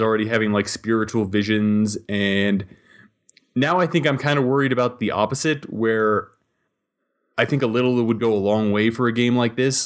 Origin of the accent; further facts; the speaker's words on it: Montana, United States; growing up in Montana